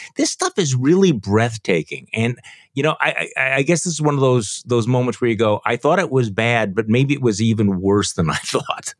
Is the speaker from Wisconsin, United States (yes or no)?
yes; Wisconsin, United States; from my home state of Wisconsin